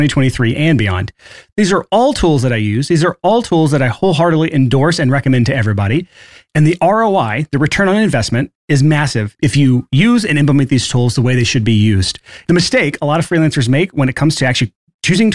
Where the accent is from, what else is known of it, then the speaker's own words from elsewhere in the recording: Alabama, United States; I'm from Alabama, so this is kind of the same mindset I grew up